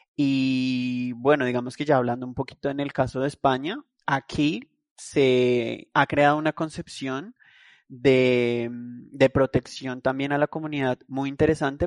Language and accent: Spanish; Colombia; moved away as an adult; also born or lived in London, United Kingdom / Madrid, Spain; Salí de mi país, de Colombia